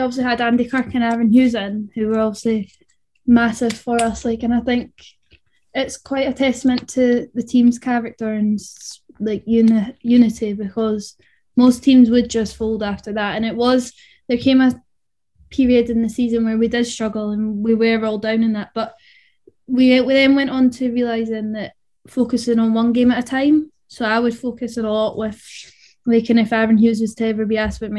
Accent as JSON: {"language": "English", "town": "Edinburgh", "region": "Scotland", "country": "United Kingdom", "tie": "born or raised there", "said": "I'm from Stenhouse, so literally just a five-minute walk from Gorgie."}